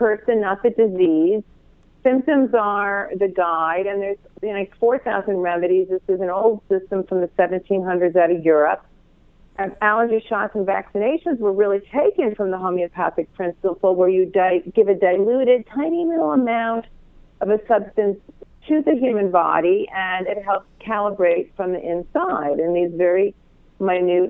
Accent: Long Island, New York, United States; moved away; I was raised on Long Island, right out of New York City, so it is my home

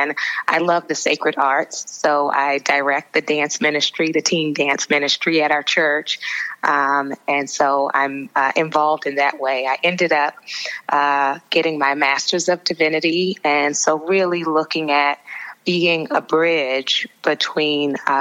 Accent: Baltimore, Maryland, United States; I grew up predominantly in Baltimore, Maryland, the daughter of a pastor

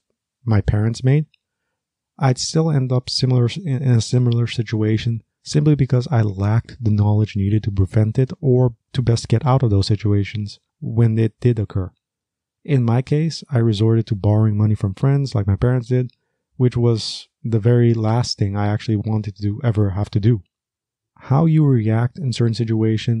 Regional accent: Aruba; I was raised in Aruba

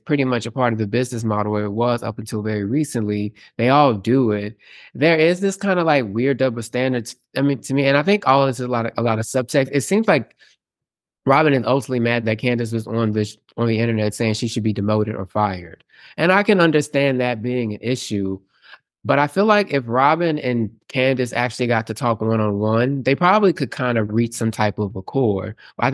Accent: Houston, Texas, United States; So, and obviously I have Houston superiority attitude because obviously

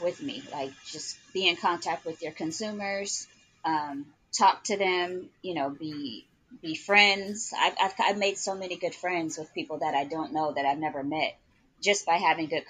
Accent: Oakland, California, United States; also born or lived in Oklahoma City, Oklahoma; now in Atlanta, United States; I'm originally from Oakland, California. I moved to Oklahoma City. So I had been there for about 20 years. And then I'm recently relocated to Atlanta.

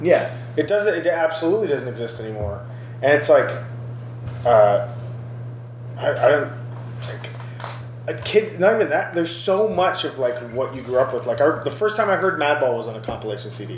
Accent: Brampton, Ontario, Canada; growing up in Brampton

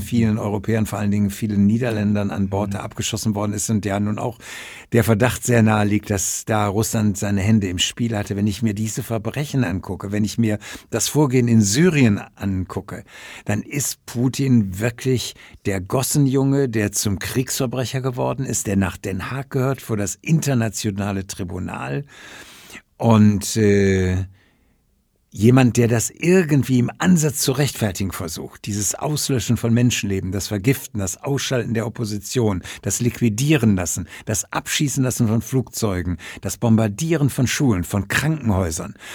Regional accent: Ruhr area, North Rhine-Westphalia, Germany; aus meiner Heimat Ruhrgebiet

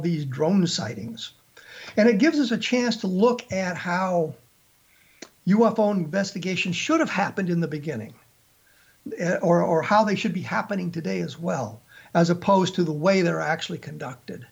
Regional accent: Colorado, United States; born or raised there

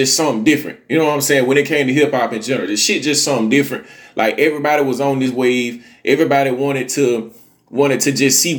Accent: Montgomery, Alabama, United States; when I was a kid growing up in Montgomery, Alabama

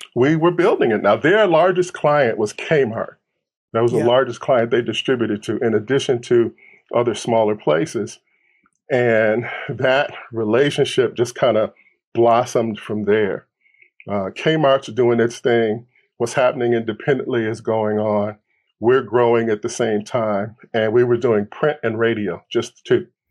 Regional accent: Milwaukee, Wisconsin, United States; moved away; also born or lived in Detroit, Michigan / Los Angeles, California; I grew up in Milwaukee as a kid.

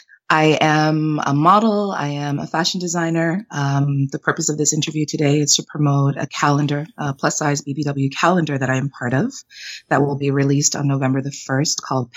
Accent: Canada; also born or lived in Jamaica; I'm Jamaican Canadian, but I was born in Jamaica, raised in Canada.

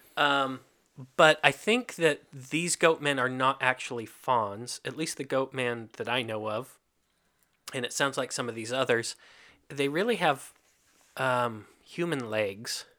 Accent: Kentucky, United States; moved away; also born or lived in Hungary; I grew up in Kentucky

